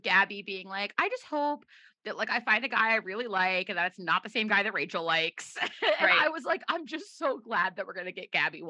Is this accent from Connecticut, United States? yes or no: yes; Brookfield, Connecticut, United States; born or raised there